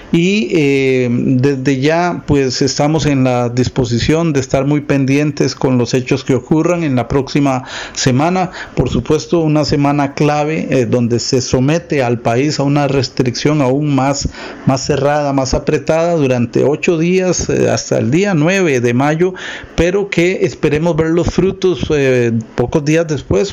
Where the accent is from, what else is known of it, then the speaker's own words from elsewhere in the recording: Costa Rica; como costarricenses